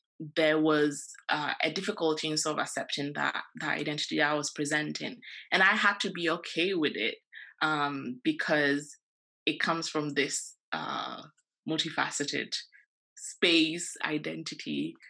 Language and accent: English; Ghana; you know, when I was in Ghana, I think I'm Ghanaian. I know I'm Ghanaian.